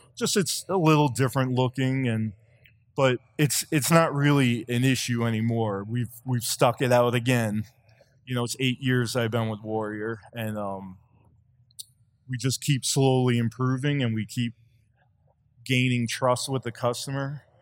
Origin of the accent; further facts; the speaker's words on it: Long Island, New York, United States; I grew up on Long Island